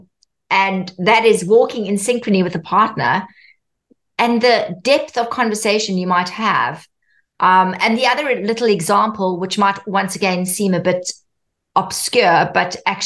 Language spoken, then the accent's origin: English; South Africa; Growing up in South Africa